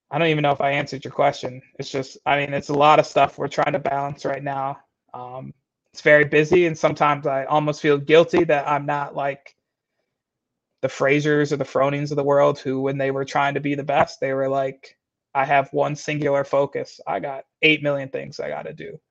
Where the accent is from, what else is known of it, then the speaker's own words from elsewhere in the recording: Michigan, United States; also born or lived in Florida; now in St. Paul, United States; I was raised in Michigan, born in Florida